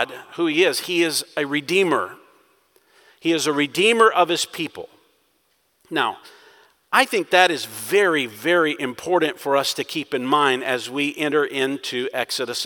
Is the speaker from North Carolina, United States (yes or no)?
no; Texas, United States; being a Texan